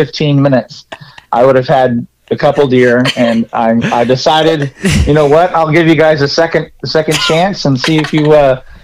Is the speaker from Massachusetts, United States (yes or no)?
no; California, United States; moved away; I'm from California originally.